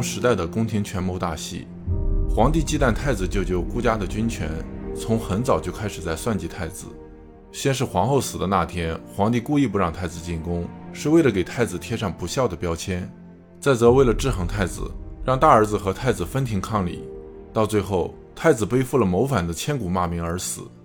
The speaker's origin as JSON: {"language": "Chinese", "country": "China", "said": "我们中国人"}